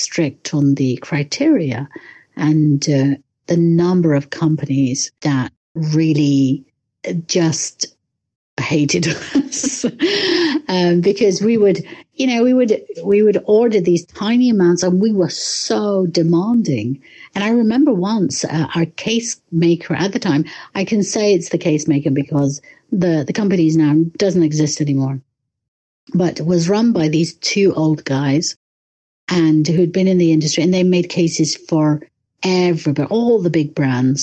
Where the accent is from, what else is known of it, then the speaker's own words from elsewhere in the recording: London, United Kingdom; moved away as an adult; also born or lived in Le Locle, Switzerland; now in Switzerland; I'm from London.